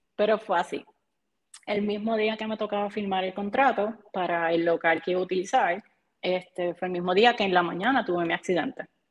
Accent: Barranquitas, Puerto Rico; also born or lived in Aibonito; me crié en Barranquitas

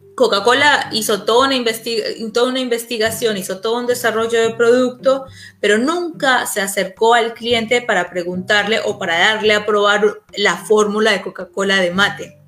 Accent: Colombia; moved away as an adult; now in Argentina; yo soy colombiana, yo vivo en Argentina hace 10 años

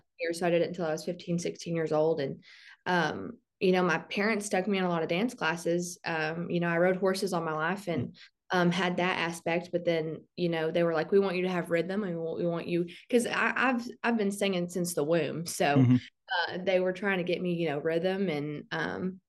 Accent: Southeast Oklahoma, United States; I'm from Southeast Oklahoma. I live probably about 90 miles from Dallas, and I live in the Durant area

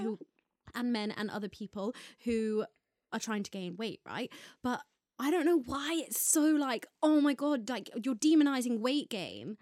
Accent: Ireland; now in United Kingdom; I grew up in Ireland

